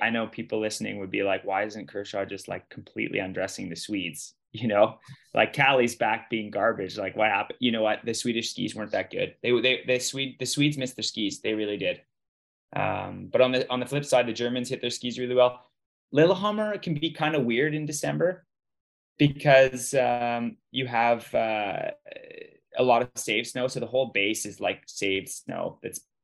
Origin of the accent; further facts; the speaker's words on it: Canada; I'm Canadian.